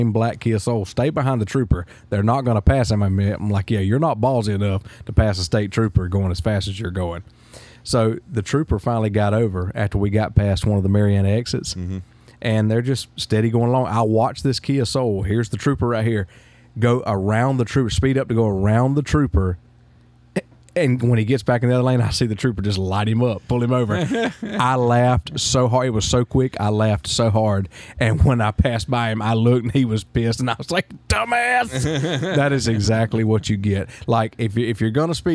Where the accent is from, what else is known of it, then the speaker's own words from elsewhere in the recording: Liberty County, Florida, United States; I am from Liberty County, Florida.